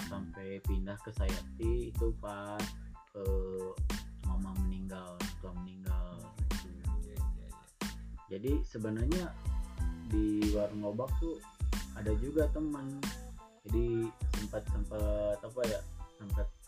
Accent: Ciwidey, West Java, Indonesia; born there; Jadi dulu saya lahir di Ciwidey sebelum uh, pindah ke Global

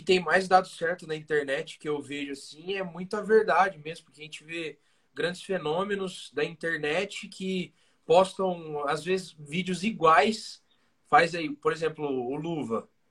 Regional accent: Pirajuí, São Paulo, Brazil; now in Bauru, Brazil; Hoje a gente mora em Bauru, São Paulo, mas nós uhum. somos de Pirajuí, nascidos e criados estragados

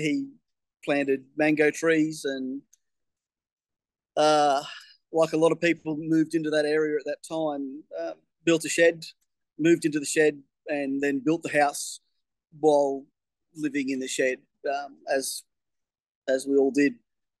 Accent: Townsville, Queensland, Australia; also born or lived in Alligator Creek / England; I was born in Townsville, which is my closest city. Lived in town for only a short period of time, about a year.

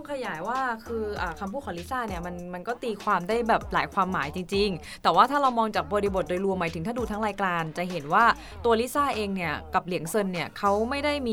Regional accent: Thailand; เราคนไทย

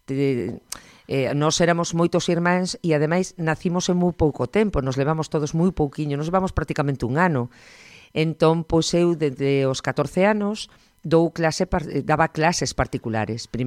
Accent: Ourense, Galicia, Spain; also born or lived in Porto de Eguas, O Carballiño; Criámonos en Ourense

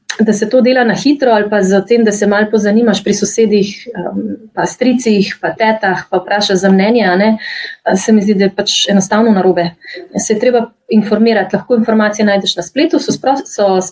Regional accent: Slovenia; Slovenci smo

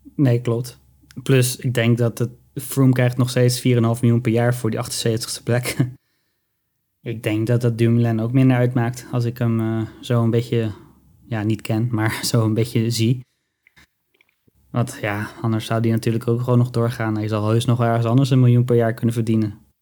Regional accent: Netherlands; we zijn als, als Nederlanders

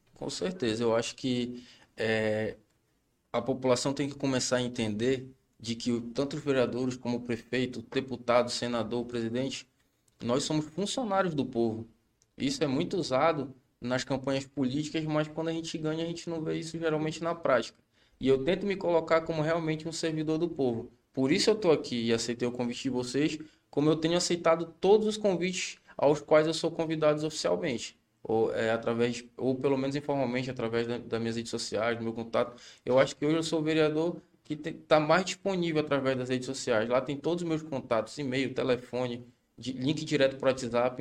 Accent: Capanema, Pará, Brazil; Nascido e criado em Capanema

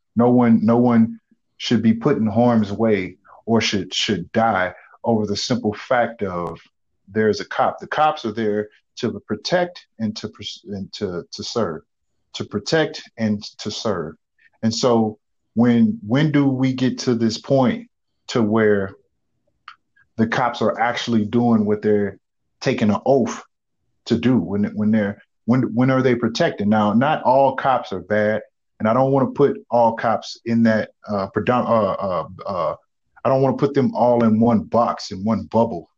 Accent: United States; as an African American male

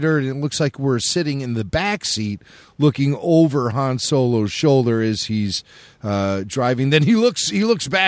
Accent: Chicago, Illinois, United States; I grew up in the North Shore suburbs of Chicago

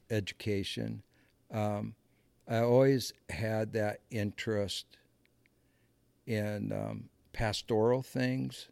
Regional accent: Muscatine, Iowa, United States; moved away as an adult; I grew up in a in a small farming community, um, Muscatine, Iowa

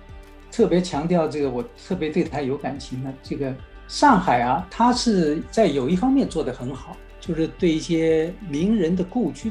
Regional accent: Shanghai, China; moved away as an adult; now in Los Angeles, United States; 上海呢是我的家乡，

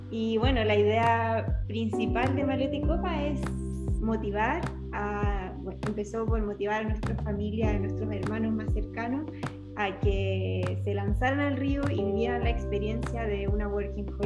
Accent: Chile; moved away as an adult; now in Australia; como buena chilena

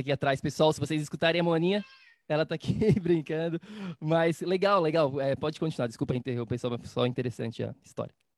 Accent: Florianópolis, Santa Catarina, Brazil; eu sou de Florianópolis

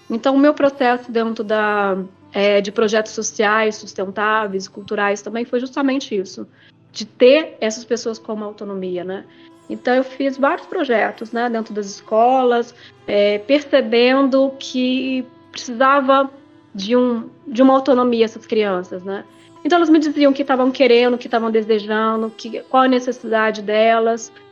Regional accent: Japan; É, como eu sou japonesa, a gente tem muito respeito pelo idoso também.

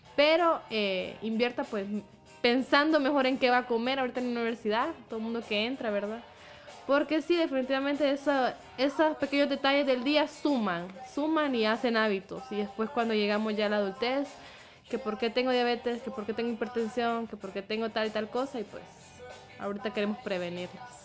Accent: Honduras; Ese es nuestro carbohidrato como cultura hondureña

